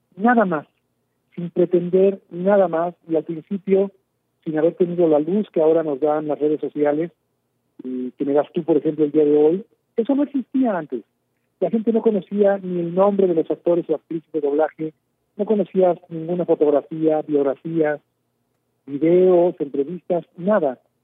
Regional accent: Mexico; soy un simple mexicano más

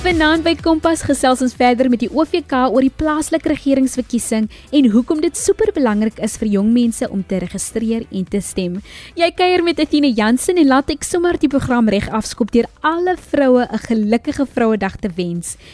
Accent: Paarl, Western Cape, South Africa; ek is van die Parel

